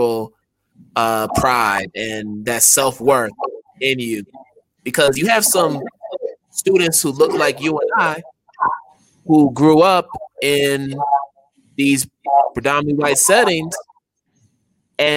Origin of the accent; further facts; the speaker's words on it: United States; being Ghanaian and an American, I had to deal with that as an elementary school student